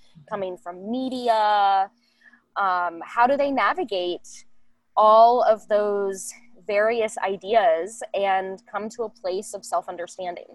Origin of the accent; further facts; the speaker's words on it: Northern Kentucky, United States; also born or lived in Columbus, Ohio; I spent the majority of my life in Northern Kentucky